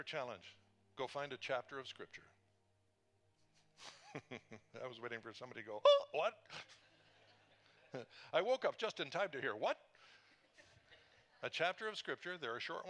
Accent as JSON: {"language": "English", "region": "British Columbia", "country": "Canada", "tie": "born or raised there", "moved": "yes", "said": "we were in British Columbia in my hometown"}